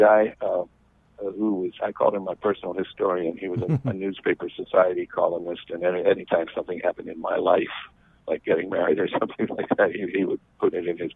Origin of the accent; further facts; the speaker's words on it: Pittsburgh, Pennsylvania, United States; now in Hawaii, United States; In Stowe Township, which is a suburb of Pittsburgh, Pennsylvania, but we didn't have a post office there, so my birthplace, we use the suburb McKees Rocks as an address. So let's just say I'm from Pittsburgh.